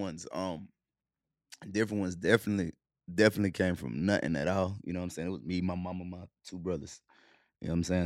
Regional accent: Charlotte, North Carolina, United States; also born or lived in Cleveland, Ohio / Clarksdale, Mississippi; We moved to Charlotte when we was, when I was seven

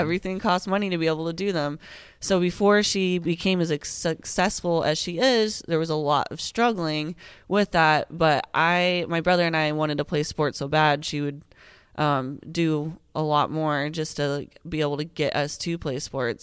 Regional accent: Colorado, United States; also born or lived in Greeley, Colorado / Oklahoma; I've lived in Colorado ever since then

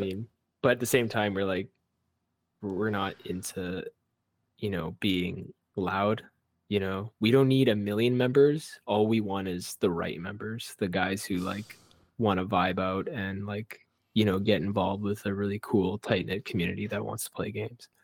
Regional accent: Vancouver, British Columbia, Canada; I grew up in Chinatown. all my childhood

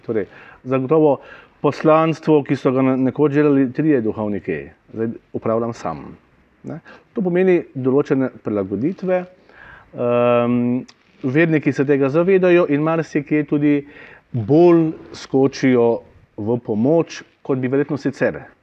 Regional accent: Slovenia; now in Maribor, Slovenia; smo že tako nezreli slovenci

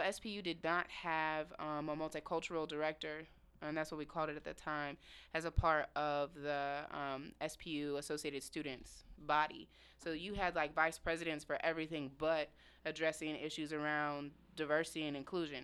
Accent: Indianapolis, Indiana, United States; moved away as an adult; now in Seattle, United States; born and raised in Indianapolis, Indiana

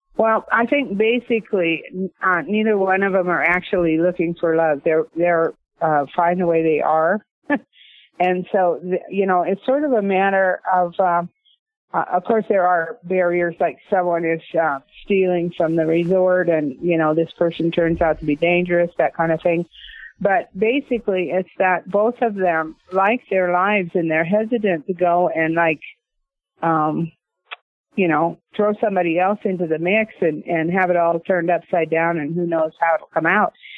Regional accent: Northport, Washington, United States; I grew up in basically in the West. My dad was a marshal. He was a rodeo cowboy.

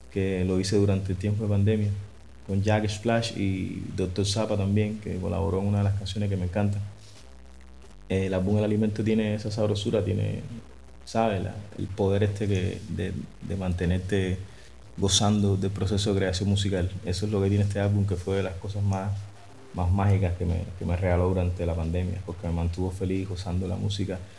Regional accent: Cuba; Hola, mi gente, ¿cómo están? ¿Cómo están?

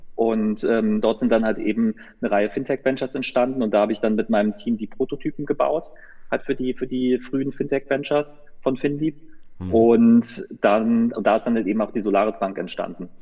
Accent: Düsseldorf, North Rhine-Westphalia, Germany; also born or lived in Münster; ich komme nicht gebürtig aus Münster, ich bin gebürtig aus Düsseldorf, also aus dem Rheinland

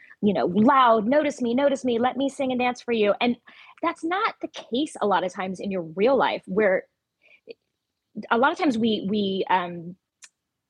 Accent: Ventura County, Southern California, United States; There was great theaters in, you know, the Ventura County area that I grew up in, Los Angeles

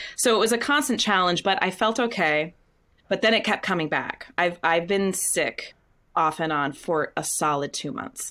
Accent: Windham, Maine, United States; moved away; also born or lived in Scarborough, Maine; I grew up in Wyndham, Maine

